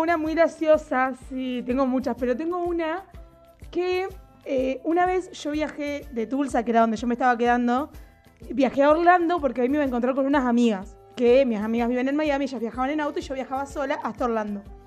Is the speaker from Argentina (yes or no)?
yes; Argentina; soy de Argentina.